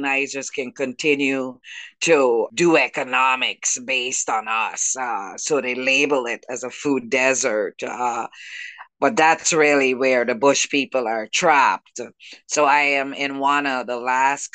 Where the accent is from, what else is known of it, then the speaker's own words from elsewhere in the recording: Guyana; now in Brooklyn, United States; I was born in South America, so where I am from, and my people are the Juca people, the people of the Guianas